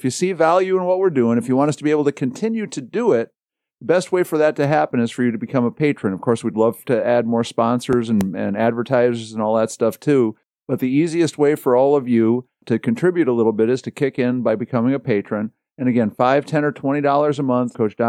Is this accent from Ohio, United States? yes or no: no; Dubuque, Iowa, United States; born there; also born or lived in Wisconsin; I was born in Iowa, in Dubuque, and then lived in Wisconsin most of my life until I was about 35 years old.